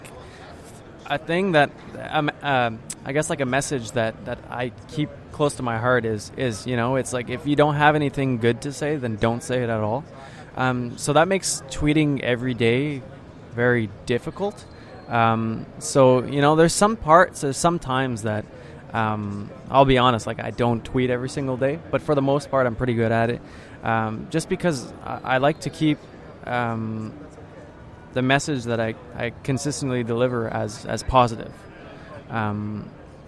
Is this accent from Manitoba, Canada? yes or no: no; Ottawa, Ontario, Canada; first language French; English is a second language; I come from a kind of like a bilingual city in Canada, Ottawa, the capital. And I grew up and I went to French school